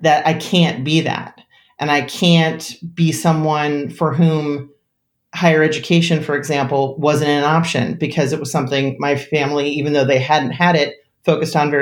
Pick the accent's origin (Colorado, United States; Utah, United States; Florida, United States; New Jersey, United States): New Jersey, United States; I grew up in an extremely rural community, which people always laugh at because I grew up in New Jersey